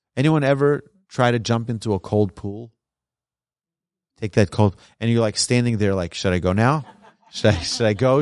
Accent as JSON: {"language": "English", "region": "New York", "country": "United States", "tie": "born or raised there", "also_born_or_lived": "Jerusalem", "moved": "as an adult", "lives_now": "Texas, United States", "said": "raised in New York"}